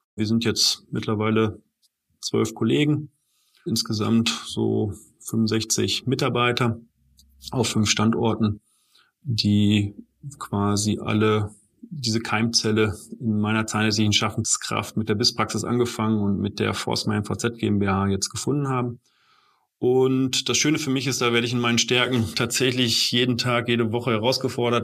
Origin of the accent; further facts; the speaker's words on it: Bielefeld, North Rhine-Westphalia, Germany; also born or lived in Münster; Ich komme gebürtig aus Bielefeld, bin dort geboren und arbeite dort auch wieder seit 15 Jahren in der eigenen Praxis